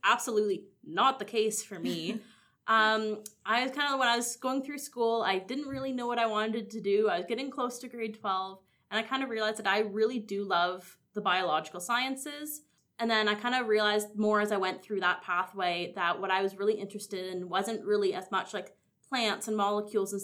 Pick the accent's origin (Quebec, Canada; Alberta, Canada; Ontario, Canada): Ontario, Canada; Kawartha Lakes; moved away as an adult; now in North Bay, Canada; I'm originally from the Kawartha Lakes area, so just a little bit west of Peterborough